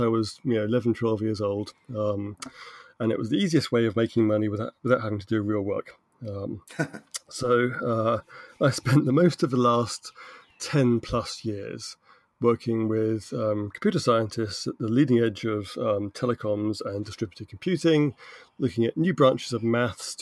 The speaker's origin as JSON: {"language": "English", "country": "United Kingdom", "said": "I'm British"}